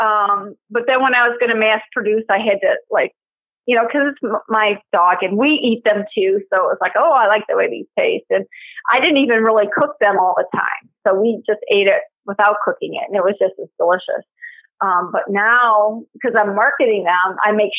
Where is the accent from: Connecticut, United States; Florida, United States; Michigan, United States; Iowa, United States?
Michigan, United States; Detroit; also born or lived in Livonia, Michigan; I was born and raised in Detroit and moved to Livonia about 2002